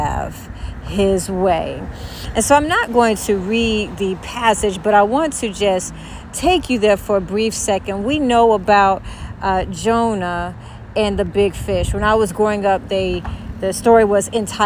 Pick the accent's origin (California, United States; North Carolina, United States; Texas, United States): North Carolina, United States; Louisburg; she and I grew up together in Lewisburg, North Carolina.